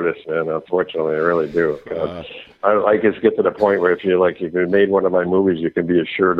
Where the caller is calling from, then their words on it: Florida, United States; Okay, I'm in Florida. I'm calling you from Florida.